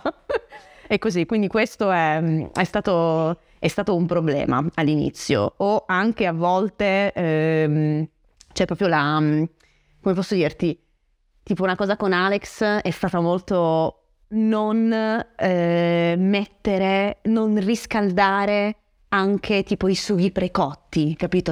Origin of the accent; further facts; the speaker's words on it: Francavilla, Italy; venendo da un paesino, perché il mio paesino, Francavilla, non è un paesone, è un paesino